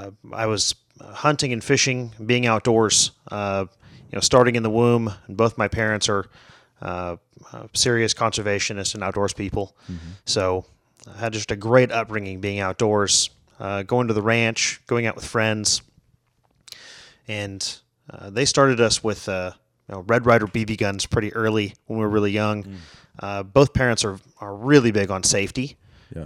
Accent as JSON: {"language": "English", "town": "McAllen", "region": "Texas", "country": "United States", "moved": "yes", "lives_now": "Fort Worth, United States", "said": "From McAllen, Texas."}